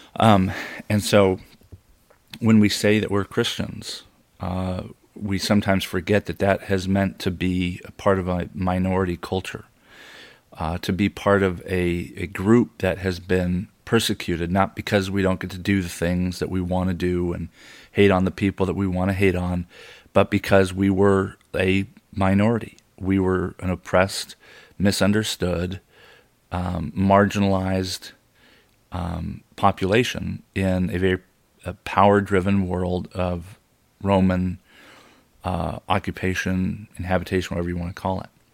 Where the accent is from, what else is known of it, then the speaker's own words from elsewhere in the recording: United States; I was born in America